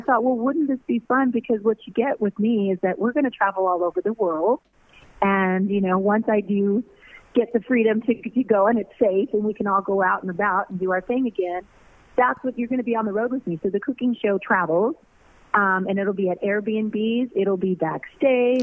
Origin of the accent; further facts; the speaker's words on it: Norwalk, California, United States; I'm a girl from Norwalk, California, who got a record deal at 14